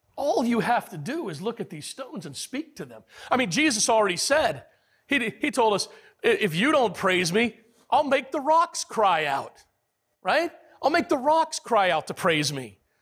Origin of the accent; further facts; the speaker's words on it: United States; as American men